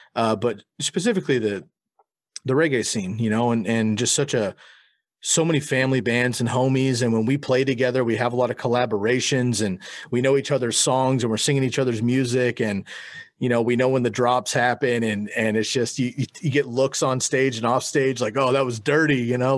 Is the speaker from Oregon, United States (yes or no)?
yes; Eugene, Oregon, United States; But we've known that our backs are against the wall growing up in the Pacific Northwest. And if we were in Portland or Seattle, it might be a little bit different. But little Eugene, you know, it's hard.